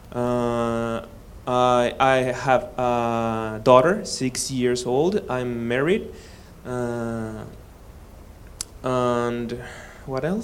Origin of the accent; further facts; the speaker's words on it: Mexico City, Mexico; English is a second language; Uh, I'm from Mexico. I born in Mexico. My father's, father and mother are from Mexico.